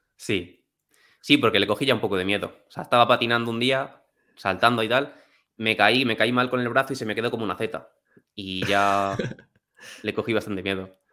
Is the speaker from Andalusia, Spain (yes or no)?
no; Alcázar de San Juan, Castilla-La Mancha, Spain; also born or lived in England; Yo soy de Alcázar de San Juan, que es un pueblo de Ciudad Real.